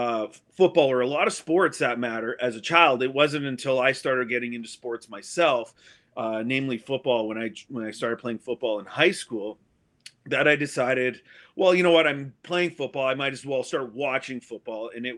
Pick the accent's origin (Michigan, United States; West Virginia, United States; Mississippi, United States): Michigan, United States; Sault Ste. Marie; Born and raised in Sault Ste. Marie, just like Bono.